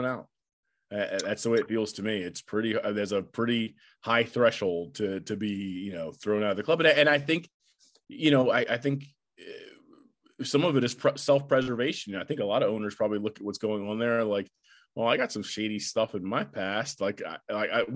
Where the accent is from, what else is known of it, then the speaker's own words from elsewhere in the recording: Maryland, United States; now in Virginia, United States; I'm from Maryland.